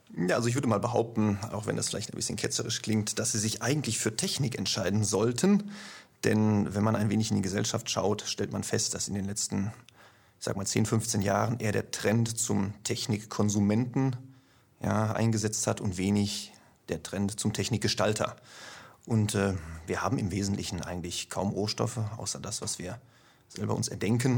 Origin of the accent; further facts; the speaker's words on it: Ruhr area, North Rhine-Westphalia, Germany; moved away as an adult; Wie man hört, komme ich nicht aus dem Schwabenlände, sondern etwas weiter nördlich. Allerdings nicht aus Norddeutschland, sondern ungefähr aus der Mitte, also aus dem Ruhrgebiet. Ja, und da habe ich 40 Jahre gewohnt.